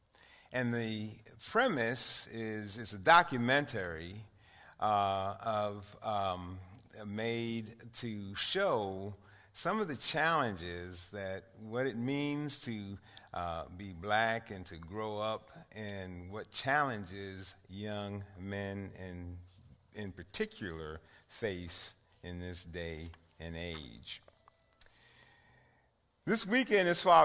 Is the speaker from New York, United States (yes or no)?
yes; New York City, New York, United States; I grew up in East Harlem until about 15 years ago